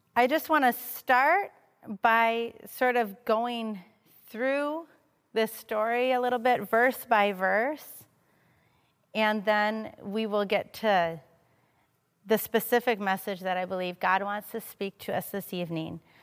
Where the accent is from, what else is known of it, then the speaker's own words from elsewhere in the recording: Madison, Wisconsin, United States; moved away; I'm originally from Madison. I was born here. I grew up here